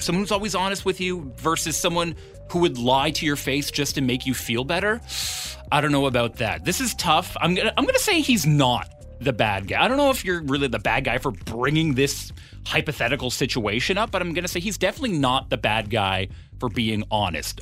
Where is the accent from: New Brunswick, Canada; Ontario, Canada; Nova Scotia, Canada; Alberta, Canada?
Ontario, Canada; Ottawa; now in Victoria, Canada; I'm originally from Ottawa